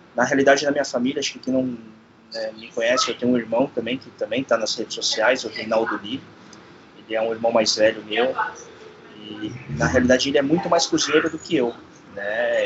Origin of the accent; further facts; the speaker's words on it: Brazil; eu sou de família origem sul-coreana, né? Sou nascido no Brasil